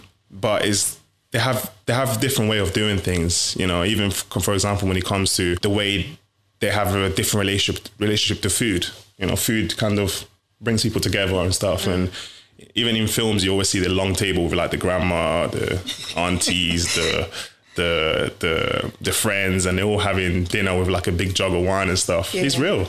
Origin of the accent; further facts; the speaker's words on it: Italy; born there; It was more of like, I think, because I was born in Italy.